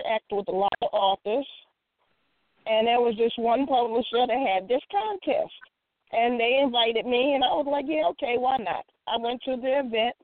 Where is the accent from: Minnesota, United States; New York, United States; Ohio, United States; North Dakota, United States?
New York, United States; now in North Carolina, United States; I'm originally from the Empire State, in which all of my books are based